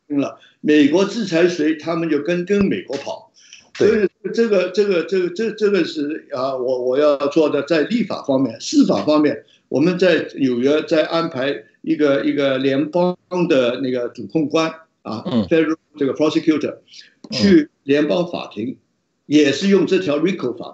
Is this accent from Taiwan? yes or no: no; Hong Kong; 我们香港人